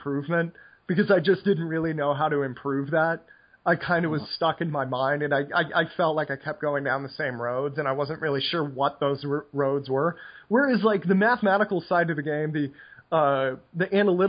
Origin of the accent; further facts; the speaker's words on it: United States; moved away; I am incurably American